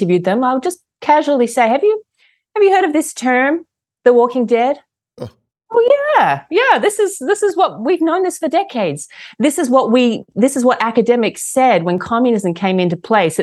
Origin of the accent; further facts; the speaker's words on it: Australia; moved away as an adult; now in United States; I was born and raised in Australia to a family of Russian immigrants